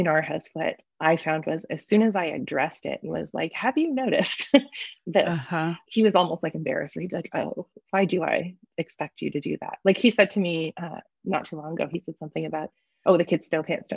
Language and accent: English; Canada; life as a Canadian independent author